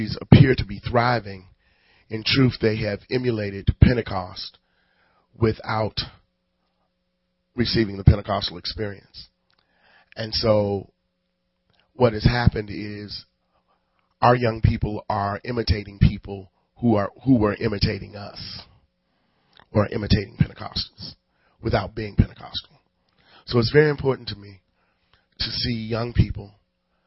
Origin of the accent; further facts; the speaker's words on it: Chicago, Illinois, United States; I was from Cabrini Green